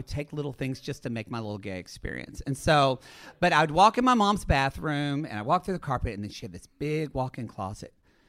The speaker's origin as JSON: {"language": "English", "region": "Oklahoma", "country": "United States", "said": "So I'm originally from Southern Oklahoma."}